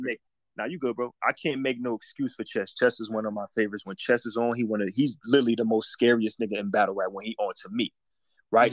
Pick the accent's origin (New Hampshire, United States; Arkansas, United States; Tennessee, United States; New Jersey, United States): New Jersey, United States; I'm from Jersey.